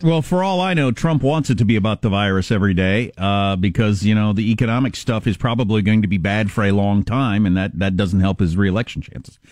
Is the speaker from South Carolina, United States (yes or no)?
no; Southwest Kansas, United States; I'm from Southwest Kansas